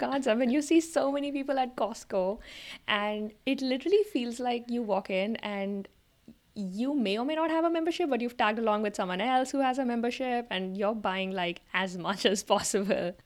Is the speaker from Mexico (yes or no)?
no; India; moved away; we were growing up in India in the nineties and the early two thousands